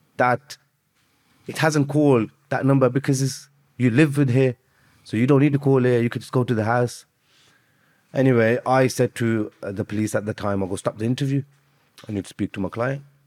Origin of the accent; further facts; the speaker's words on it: Birmingham, West Midlands, United Kingdom; also born or lived in Azad Kashmir; I'm from Birmingham